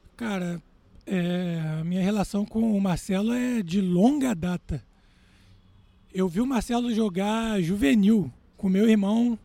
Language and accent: Portuguese; Rio de Janeiro, Brazil; Rio de Janeiro. Exatamente. Cidade onde eu nasci e que eu mais gosto realmente.